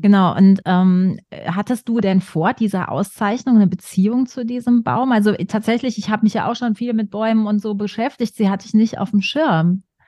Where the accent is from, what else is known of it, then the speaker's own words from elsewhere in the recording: western Germany, near the Hohes Venn, North Rhine-Westphalia, Germany; ich komme aus dem Westen Deutschlands, dann in der Nähe ist das hohe Fenn, ja ne, auch alte, große Moorgegend